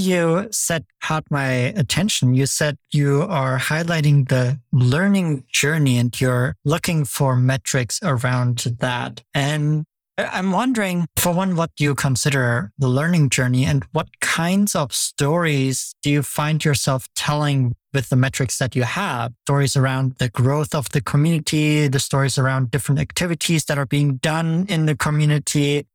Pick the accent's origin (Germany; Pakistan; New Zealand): Germany; I grew up in Germany